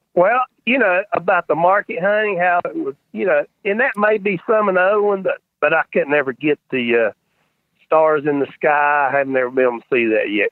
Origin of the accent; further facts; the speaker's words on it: North Carolina, United States; I'm North Carolina